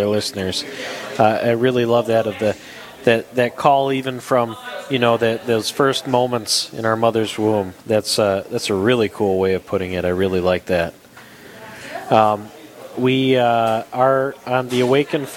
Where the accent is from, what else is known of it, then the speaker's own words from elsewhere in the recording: Detroit, Michigan, United States; now in Rochester, United States; I grew up in Metro Detroit